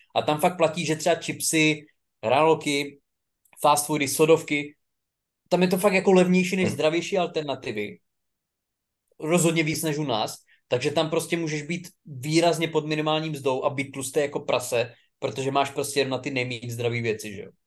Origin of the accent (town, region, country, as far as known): Czechia